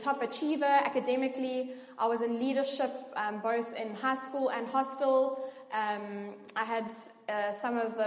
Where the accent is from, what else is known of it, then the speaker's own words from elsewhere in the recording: George, Western Cape, South Africa; I grew up in George